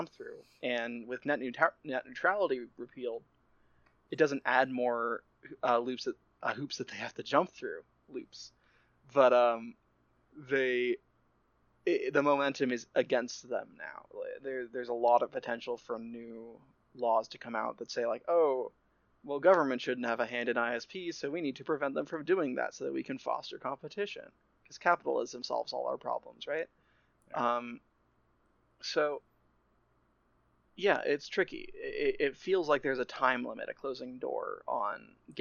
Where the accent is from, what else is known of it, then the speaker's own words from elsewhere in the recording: United States; we're both American